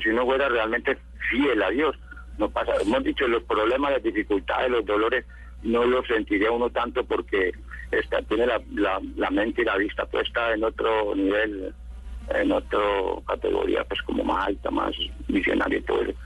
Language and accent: Spanish; La Unión, Valle del Cauca, Colombia; yo nací en la Unión Valle, que queda por aquí al norte del Valle